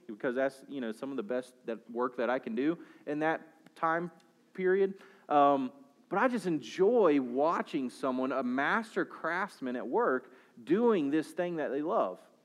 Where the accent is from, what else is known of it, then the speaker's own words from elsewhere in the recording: Southern United States, United States; for us as Southern American Christians